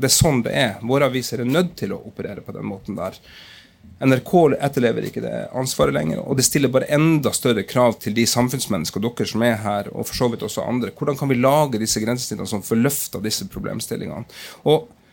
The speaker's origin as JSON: {"language": "Norwegian", "town": "Lakselv", "region": "Finnmark", "country": "Norway", "tie": "born or raised there", "moved": "yes", "said": "Og sprang i gata mine der hvor jeg hadde vokst opp"}